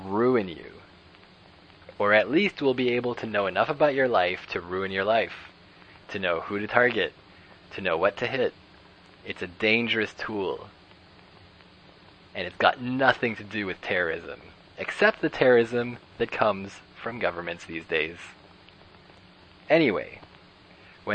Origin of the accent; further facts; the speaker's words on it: Canada; as a Canadian